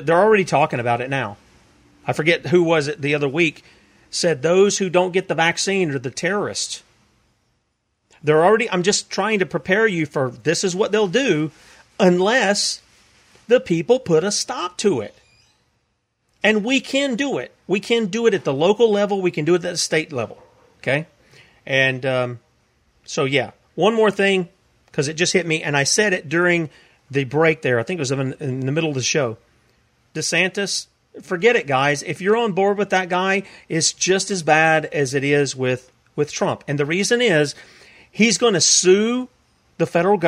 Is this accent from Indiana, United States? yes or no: no; South Carolina, United States; I come from the land of South Carolina. It's my country.